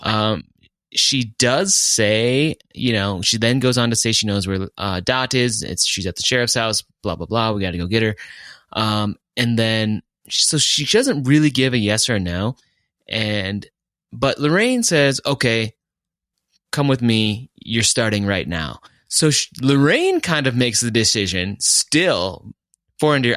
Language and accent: English; Fargo, North Dakota, United States; now in Colorado, United States; I'm over here recording in Colorado. I'm originally from Fargo